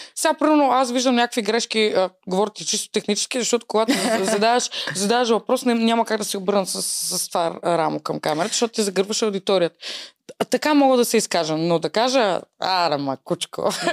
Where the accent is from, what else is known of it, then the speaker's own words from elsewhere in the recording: Varna, Varna Province, Bulgaria; moved away as an adult; now in Sofia, Bulgaria; аз съм родена във Варна. А, преместих се в София преди 5 години